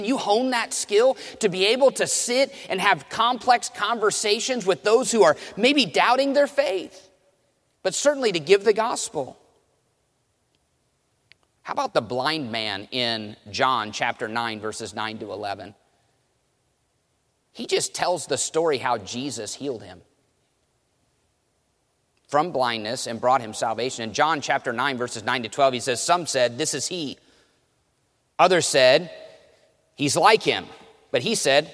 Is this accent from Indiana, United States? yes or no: yes; Indiana, United States; I grew up in Indiana